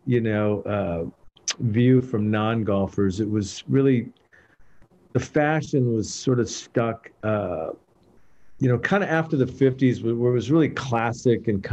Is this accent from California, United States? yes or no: yes; Escondido, California, United States; I grew up in Escondido